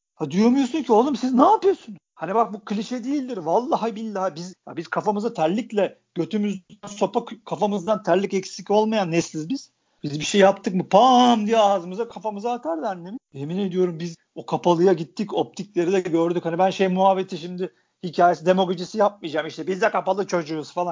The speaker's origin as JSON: {"language": "Turkish", "region": "Istanbul", "country": "Turkey", "tie": "born or raised there", "said": "Ben, hani İstanbul'un İstanbullusuyum. Ben mahallede büyüdüm."}